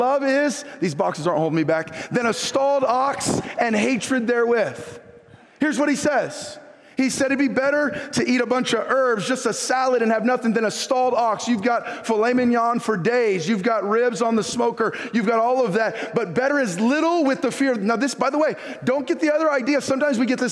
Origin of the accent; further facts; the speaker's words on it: Northern California, United States; after growing up in Northern California, born and raised in California